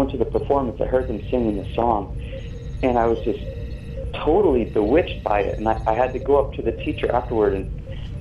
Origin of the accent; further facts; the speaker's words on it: New England, United States; now in Santa Monica, United States; I grew up in New England, and there was snow